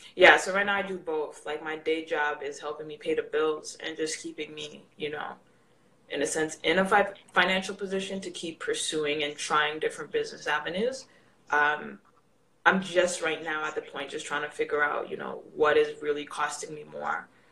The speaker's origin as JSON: {"language": "English", "country": "Canada", "said": "I'm Canadian"}